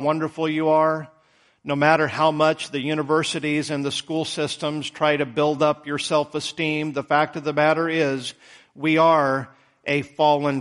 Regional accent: United States; I speak as a man, as an American

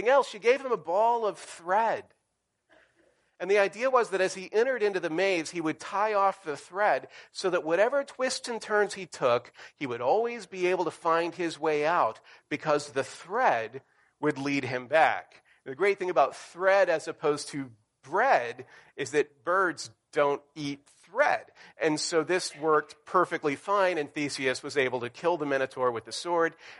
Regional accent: the South, United States; moved away; when I grew up in the South

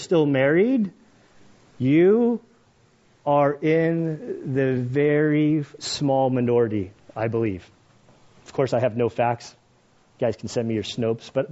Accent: California, United States; I grew up in California

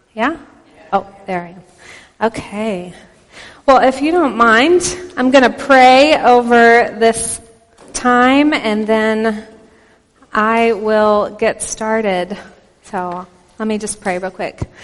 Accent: Texas, United States; accent: Texan; also born or lived in Oklahoma; now in Pennsylvania, United States; we're originally from Texas and Oklahoma

